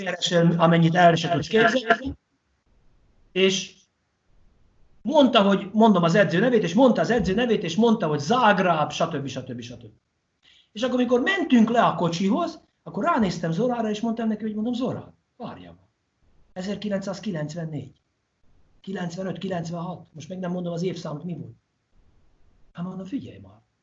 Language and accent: Hungarian; Hungary; magyarok vagyunk